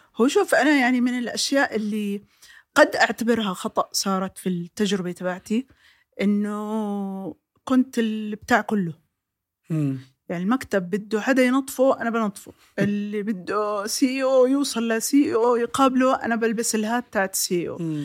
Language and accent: Arabic; Jordan; عندنا في الاردن بالذات